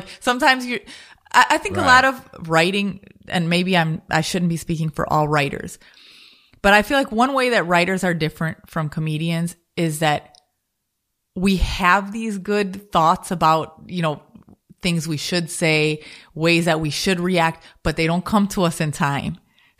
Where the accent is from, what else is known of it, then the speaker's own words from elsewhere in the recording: Chicago, Illinois, United States; I'm from the Midwest also. I'm from Chicago